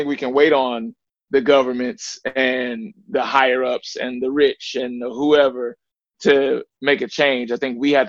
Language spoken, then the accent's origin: English; the South, United States; I grew up in the South. I was also a butcher at one point in my life.